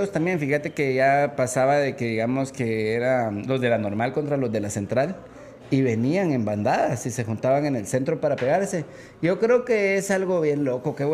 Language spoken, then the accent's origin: Spanish; Guatemala Department, Guatemala; Cerquita de acá, en la décima calle final, eh, viví yo desde pequeño hasta los 17